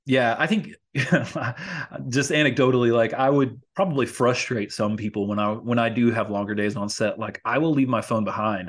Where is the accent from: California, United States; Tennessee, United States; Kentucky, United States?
Kentucky, United States; Louisville; now in Los Angeles, United States; in my hometown in Louisville, Kentucky